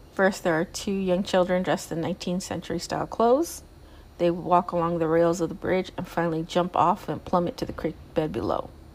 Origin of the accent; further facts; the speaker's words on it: Southern California, United States; I'm from California. I'm from Southern California. I'm not from Northern California